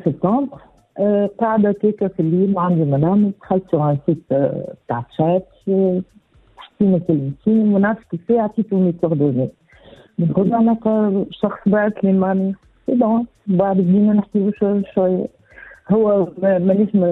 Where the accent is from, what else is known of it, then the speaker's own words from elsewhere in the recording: Tunisia; انا من الاثنين من تونس